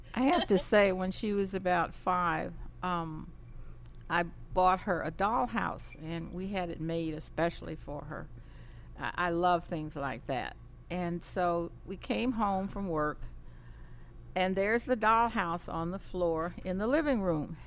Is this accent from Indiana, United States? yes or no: yes; Indianapolis, Indiana, United States; moved away; I was raised up south in Indianapolis, Indiana